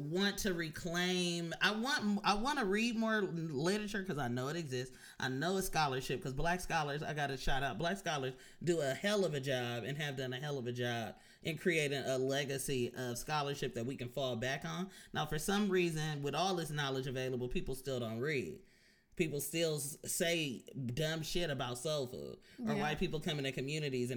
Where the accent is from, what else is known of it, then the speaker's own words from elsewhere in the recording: the Bay Area, California, United States; growing up in the Bay, I grew up around a lot of Asian folks